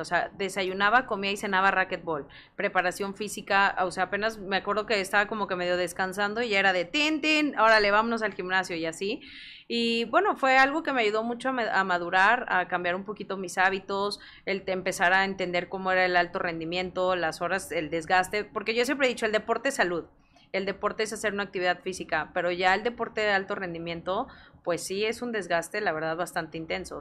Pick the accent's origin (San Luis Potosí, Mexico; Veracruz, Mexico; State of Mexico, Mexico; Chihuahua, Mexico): San Luis Potosí, Mexico; yo soy originaria de San Luis Potosí